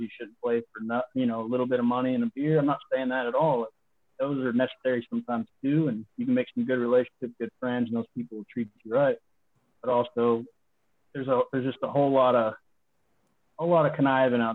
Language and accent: English; Texas, United States; I'm from Texas.